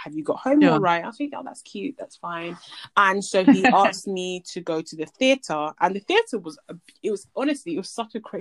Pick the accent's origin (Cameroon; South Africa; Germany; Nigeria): Nigeria; I'm Nigerian